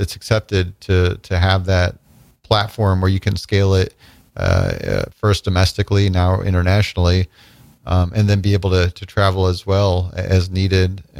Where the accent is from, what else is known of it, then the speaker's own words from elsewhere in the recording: small town Nebraska, United States; moved away as an adult; also born or lived in Chicago, Illinois / Illinois; I was born in Chicago, but actually grew up in small town Nebraska from the time I was 3 till 19